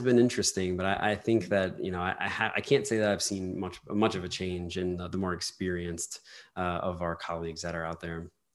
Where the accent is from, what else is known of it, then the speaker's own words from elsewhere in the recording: New Orleans, Louisiana, United States; I'm from New Orleans